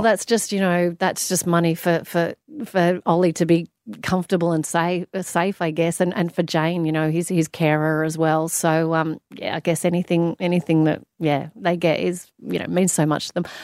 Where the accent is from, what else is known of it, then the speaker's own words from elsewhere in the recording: Australia; also born or lived in London; I loved being an Australian